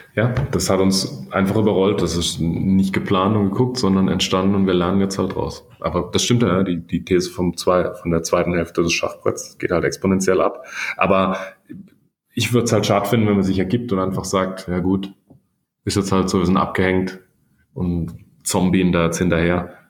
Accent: Baden-Württemberg, Germany; accent: Badisch; Ich bin aus dem Süden

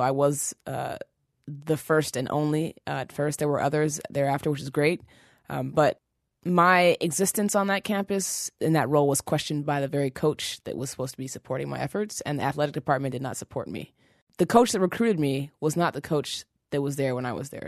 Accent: Seattle, Washington, United States; moved away as an adult; also born or lived in New York City; now in Brooklyn, United States; I was raised in Seattle, Washington, which is pretty white

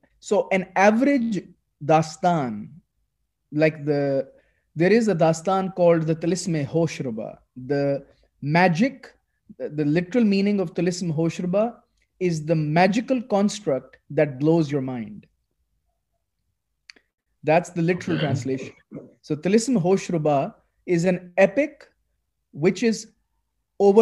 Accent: Lahore, Punjab, Pakistan; English is a second language; I grew up in Pakistan. So when I grew up here, I rarely read in English at all

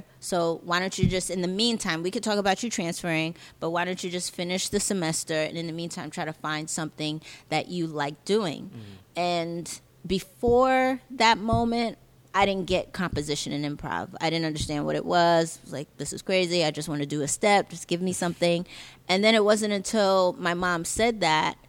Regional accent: New York City, New York, United States; I'm originally from Jamaica, Queens.

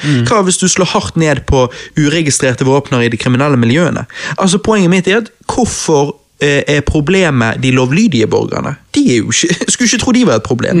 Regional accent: Bergen, Vestland, Norway; Vi er jo bergensere!

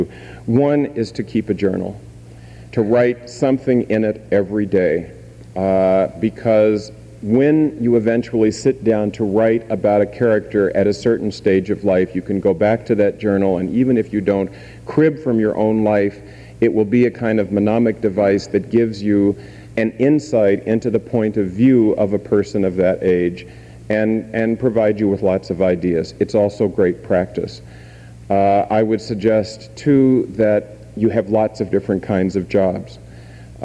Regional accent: Tacoma, Washington, United States; I grew up part of the time in Tacoma, Washington, where my grandmother still lives

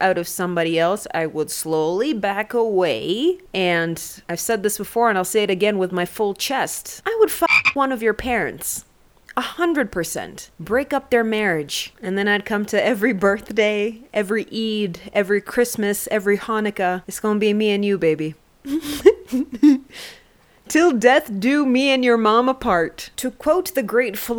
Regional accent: Canada; I'm from Canada

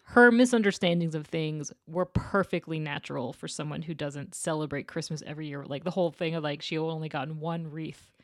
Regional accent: Portland, Maine, United States; I grew up right outside of Portland, Maine

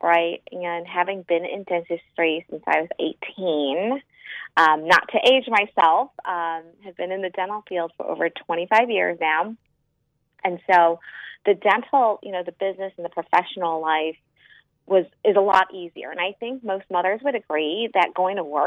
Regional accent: Chicago, Illinois, United States; I'm from Chicago, and I am a pediatric dentist

